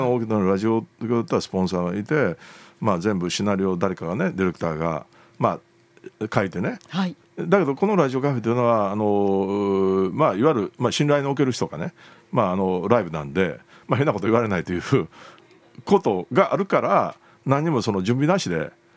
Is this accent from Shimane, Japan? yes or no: no; Kyoto, Japan; 京都人として